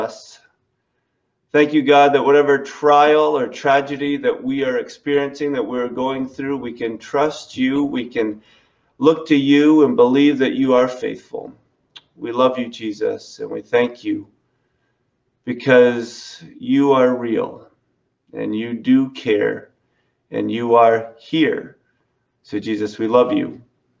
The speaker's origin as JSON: {"language": "English", "region": "New England", "country": "United States", "said": "how we speak as a New Englander"}